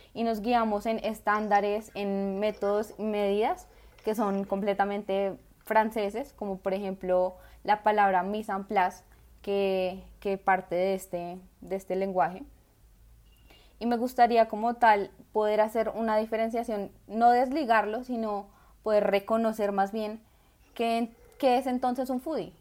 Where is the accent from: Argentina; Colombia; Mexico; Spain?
Colombia; yo no elegí ser colombiana